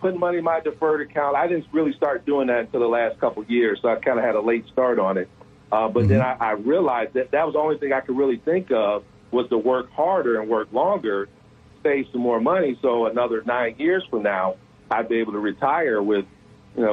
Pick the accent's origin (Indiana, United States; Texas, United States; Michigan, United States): Michigan, United States; Detroit; moved away as an adult; also born or lived in Little Rock, Arkansas; I'm originally from Detroit, born and raised.